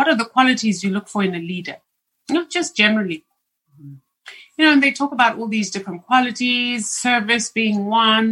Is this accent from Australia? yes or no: no; Zimbabwe; moved away; my home country of Zimbabwe